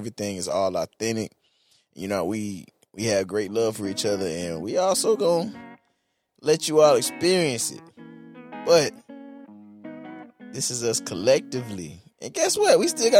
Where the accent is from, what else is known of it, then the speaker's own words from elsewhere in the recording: Jacksonville, Florida, United States; I'm not a disc jockey. I'm from Jacksonville, Florida, born and raised. And I would have to say being from Jacksonville has shaped me into the man that I am today.